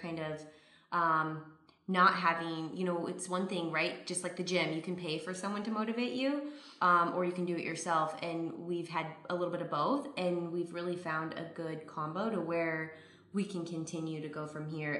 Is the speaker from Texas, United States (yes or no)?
no; Phoenix, Arizona, United States; moved away as an adult; now in Southern California, United States; growing up in Phoenix, both of us were there for quite a long time